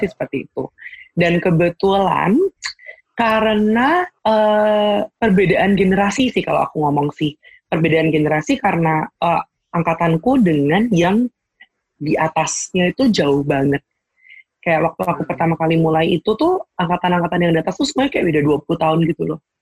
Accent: Semarang, Central Java, Indonesia; aku tuh aslinya dari Semarang

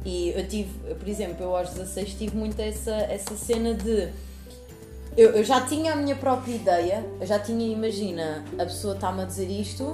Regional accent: Lisbon, Portugal; eu venho de Lisboa

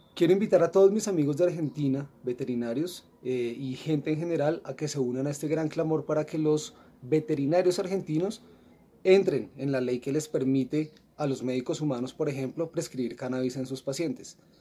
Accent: Colombia; soy médico veterinario de Colombia

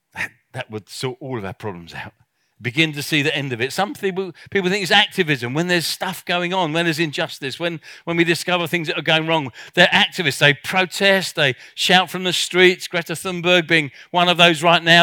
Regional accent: South Africa; I come from South Africa

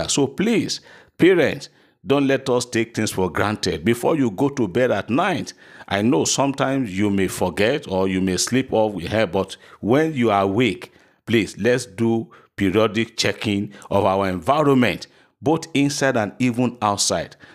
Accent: Erinle, Nigeria; I am so passing person from Erinle in Oshun State. I think Erinle is in Kwara State, not in Oshun. I'm from Erinle.

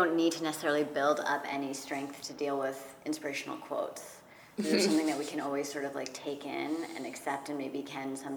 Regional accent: Redwood City, California, United States; I'm from Redwood City, just south of San Francisco

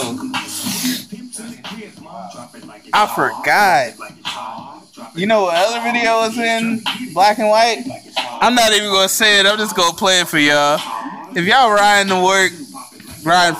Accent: Virginia, United States; I'm from Virginia

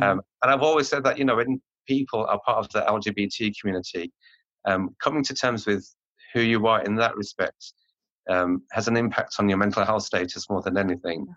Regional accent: Birmingham, West Midlands, United Kingdom; moved away as an adult; also born or lived in London; I'm from Birmingham

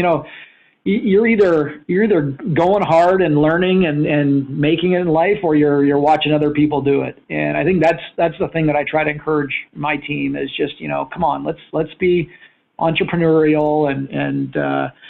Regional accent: Winnipeg, Manitoba, Canada; moved away as an adult; now in California, United States; Growing up in Winnipeg

